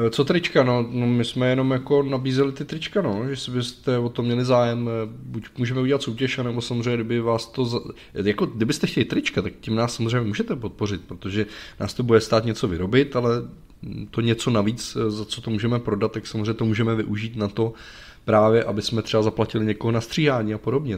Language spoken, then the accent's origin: Czech; Czechia; u nás v Čechách